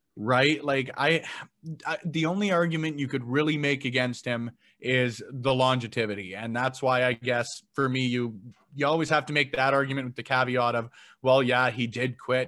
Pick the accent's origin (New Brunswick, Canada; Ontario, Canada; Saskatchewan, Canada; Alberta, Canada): Alberta, Canada; Edmonton; growing up in Alberta